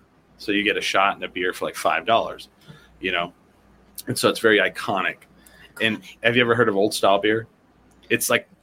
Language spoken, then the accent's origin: English; Chicago, Illinois, United States; I'm from Chicago.